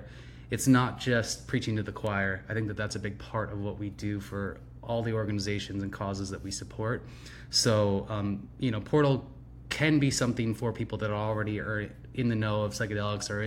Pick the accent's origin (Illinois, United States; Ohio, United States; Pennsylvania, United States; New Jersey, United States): Pennsylvania, United States; York; now in Malibu, United States; I'm from York, Pennsylvania